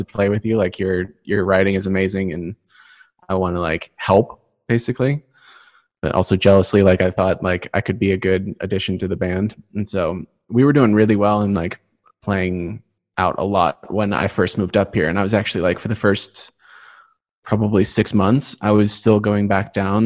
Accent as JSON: {"language": "English", "town": "Santa Barbara", "region": "California", "country": "United States", "tie": "born or raised there", "also_born_or_lived": "Los Angeles", "said": "I was born in LA and then raised in Santa Barbara."}